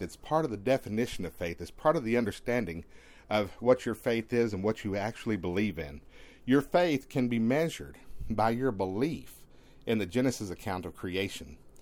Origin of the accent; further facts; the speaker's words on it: East Texas, United States; growing up in East Texas, being able to walk beneath the tall tr, the p, tall pine trees